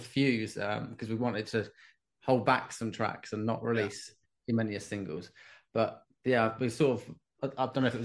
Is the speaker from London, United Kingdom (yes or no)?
no; Peterborough, East of England, United Kingdom; we're both from Peterborough